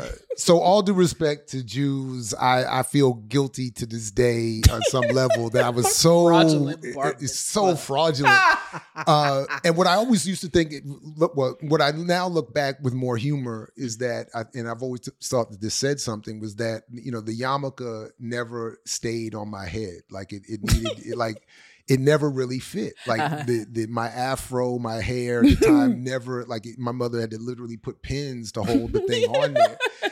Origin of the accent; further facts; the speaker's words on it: Colombia; because growing up in Colombia, you grow up right next to people with more money.